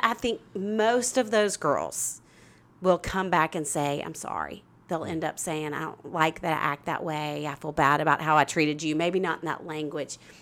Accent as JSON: {"language": "English", "region": "Arkansas", "country": "United States", "said": "I'm from Arkansas"}